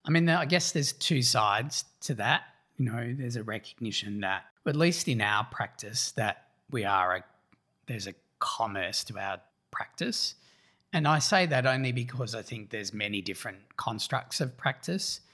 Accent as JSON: {"language": "English", "country": "Australia", "said": "our candor as Australians"}